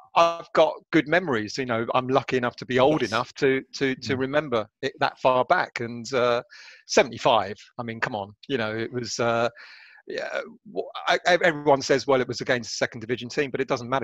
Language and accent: English; London, United Kingdom; being Greek, brought up, born and raised in North London